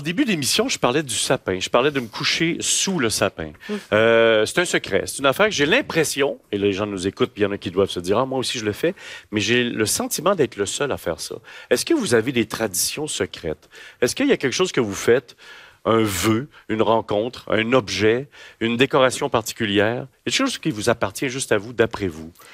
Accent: Sainte-Catherine-de-la-Jacques-Cartier, Quebec, Canada; je viens d'un village, Sainte-Catherine de la Jacques-Cartier

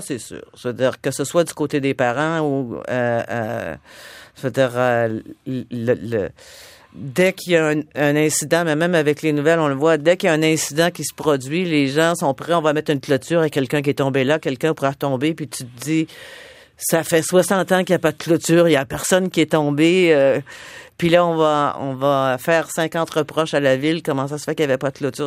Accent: Nantes, Quebec, Canada; also born or lived in Asbestos, Quebec; quand j'avais 4 ans, on est déménagé à Nantes parce que mon père a acheté un magasin général. Et c'est là que j'ai passé mon enfance

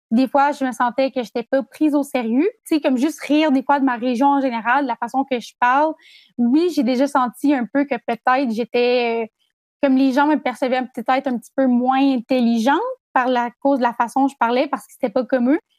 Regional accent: Chandler, Quebec, Canada; moved away as an adult; j'ai 20 ans et puis je suis étudiante finissante en ATM option journalisme et je viens de Chandler en Gaspésie.

